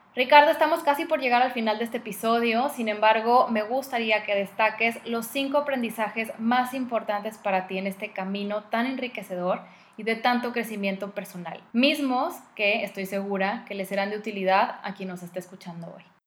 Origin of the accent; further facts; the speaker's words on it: Mexico; aún siendo mexicana